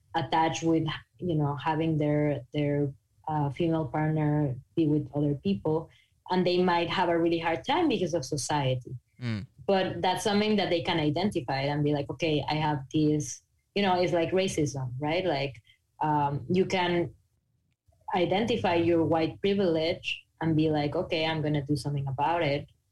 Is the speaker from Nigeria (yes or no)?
no; Mexico; English is a second language; moved away; I'm from Mexico